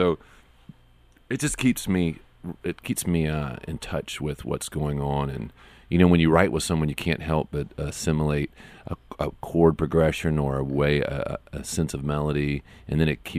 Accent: Monroe, Louisiana, United States; also born or lived in Atlanta / Baton Rouge / New Orleans; I grew up in a less romantic place called Monroe, Louisiana. I was born in Atlanta

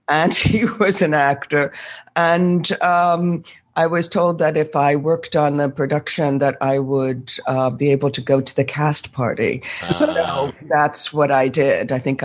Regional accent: Northampton, Massachusetts, United States; I was born in Massachusetts, and my father was an American historian, professor, and my mother a teacher of reading. I started out as a little girl in Northampton, Massachusetts

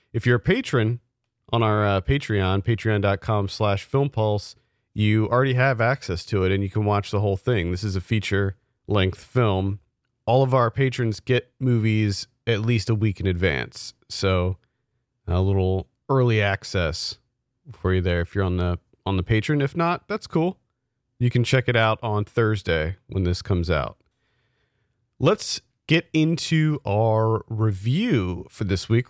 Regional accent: South Central Pennsylvania, United States; we grew up in South Central Pennsylvania

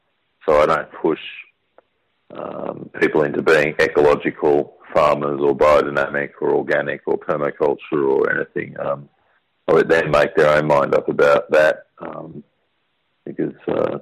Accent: central Victoria, Australia; I grew up on our fifth-generation farm.

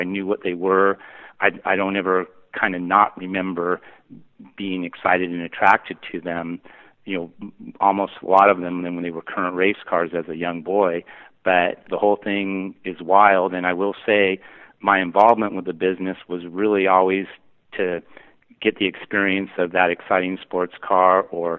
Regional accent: Pacific Northwest, United States; born there; I was born in the Pacific Northwest, and he was an engineer at Boeing

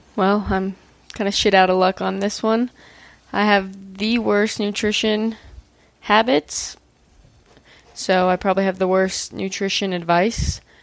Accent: Maryland, United States; now in Utah, United States; I grew up in Maryland

